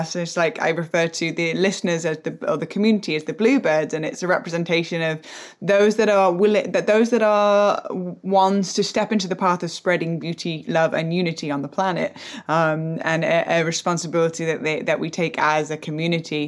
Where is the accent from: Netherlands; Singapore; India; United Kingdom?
United Kingdom; England; moved away as an adult; also born or lived in United States; born and raised in England, and then going through like went to America